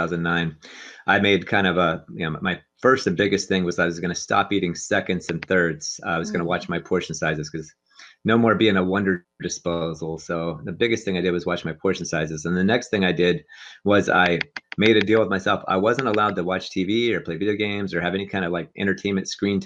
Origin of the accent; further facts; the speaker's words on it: near Pittsburgh, Pennsylvania, United States; now in Los Angeles, United States; I grew up near Pittsburgh